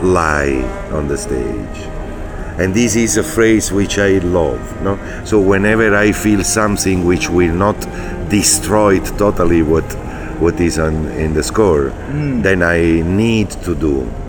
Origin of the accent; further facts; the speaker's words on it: Naples, Campania, Italy; English is a second language; I come from Napoli, south of Italy